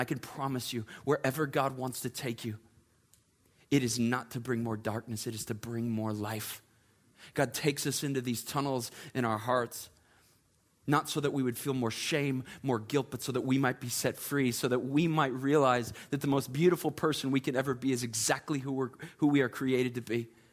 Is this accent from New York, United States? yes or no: no; Chicago, Illinois, United States; now in Charleston, United States; I am originally from the Chicagoland area.